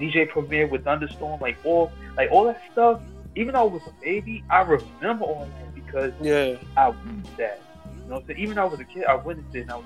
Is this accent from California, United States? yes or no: no; New York City, New York, United States; I'm from Brooklyn, New York. I'm from Brownsville